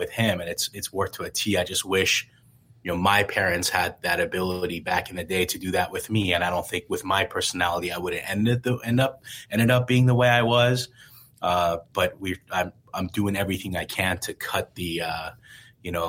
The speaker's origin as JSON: {"language": "English", "country": "Iran", "tie": "born or raised there", "moved": "yes", "lives_now": "United States", "said": "growing up in Iran"}